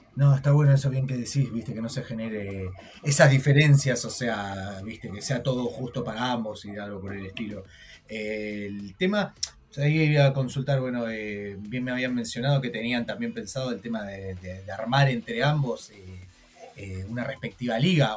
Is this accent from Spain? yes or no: no; Argentina; yo soy argentino